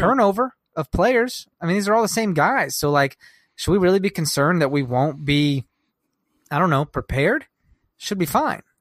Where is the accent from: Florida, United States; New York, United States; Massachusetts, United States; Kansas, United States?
Kansas, United States; now in Chicago, United States; We're from Kansas